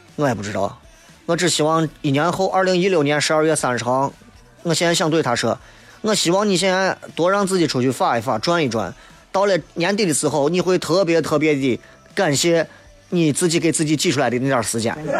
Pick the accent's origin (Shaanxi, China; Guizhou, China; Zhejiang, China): Shaanxi, China; Xi'an; accent: Xi'an dialect; 作为一个西安人，作为一个喜欢西安话、西安方言和西安味道的娱乐节目的朋友